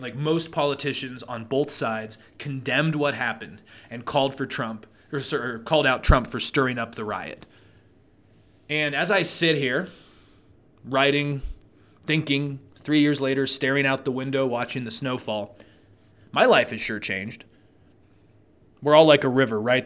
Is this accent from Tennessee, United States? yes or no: no; Truckee, California, United States; now in Reno, United States; growing up in Truckee, I always loved the snow.